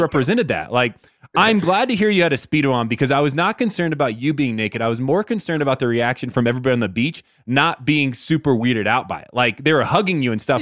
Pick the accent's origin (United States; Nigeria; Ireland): United States; Indiana; I'm from Indiana